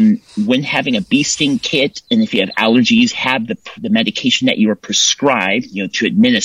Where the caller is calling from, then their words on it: Templeton, California, United States; Templeton, California.